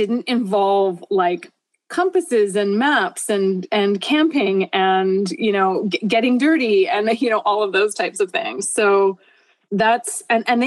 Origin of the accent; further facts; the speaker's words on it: Vancouver, British Columbia, Canada; moved away as an adult; also born or lived in Southern California; now in Bainbridge Island, United States; I grew up in Vancouver, Canada